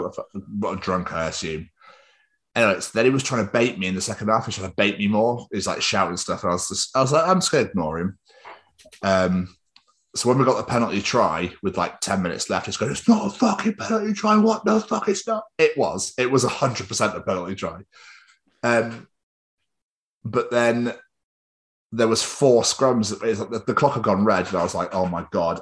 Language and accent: English; England, United Kingdom; accent: English; also born or lived in Scotland